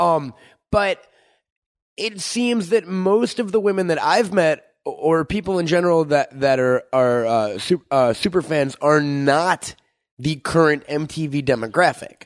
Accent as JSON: {"language": "English", "region": "New York", "country": "United States", "moved": "yes", "said": "I'm from New York"}